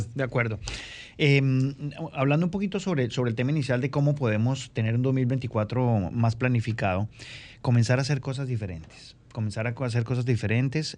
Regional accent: Bogotá, Colombia; moved away as an adult; now in Santo Domingo, Dominican Republic; yo vengo de, vengo de Bogotá, en el cual, ciudad donde viví 35 años

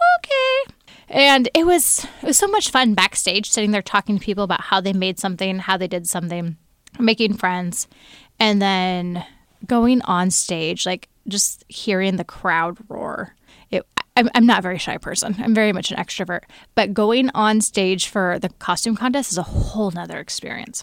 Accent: Snohomish County, Washington, United States; I hail from the Great North of Snohomish County

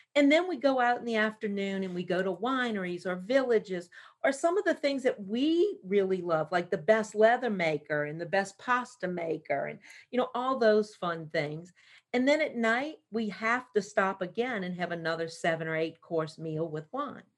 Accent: New Orleans, Louisiana, United States; moved away; we're both from New Orleans

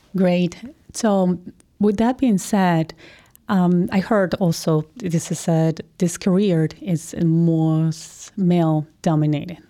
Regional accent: Colombia; I'm from Colombia

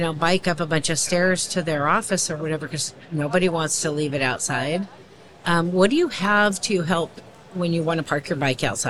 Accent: Portland, Oregon, United States; I'm from Portland, Oregon

